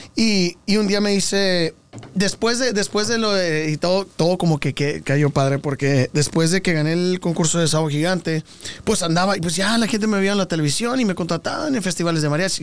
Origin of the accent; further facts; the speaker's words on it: Texas, United States; also born or lived in California; nací en California, me, voy a Texas y, y cuando nos vamos a Texas yo tenía nueve años.